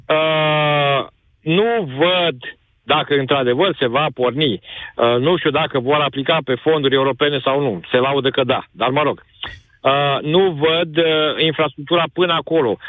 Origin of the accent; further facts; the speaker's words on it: Galați, Galați County, Romania; eu sunt din Galați